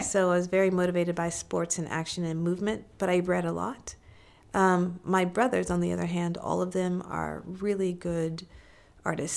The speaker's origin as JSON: {"language": "English", "region": "Missouri", "country": "United States", "tie": "born or raised there", "said": "I was born in Missouri, so I was born in the Show Me state"}